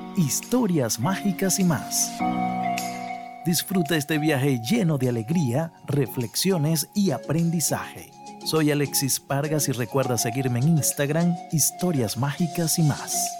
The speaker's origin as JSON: {"language": "Spanish", "country": "Venezuela", "tie": "born or raised there", "said": "quienes nacimos en Venezuela"}